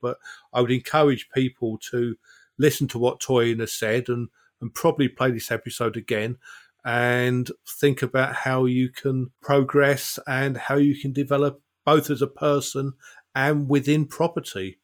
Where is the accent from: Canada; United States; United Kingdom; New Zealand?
United Kingdom; South Essex, East of England; moved away; I was born and bred in South Essex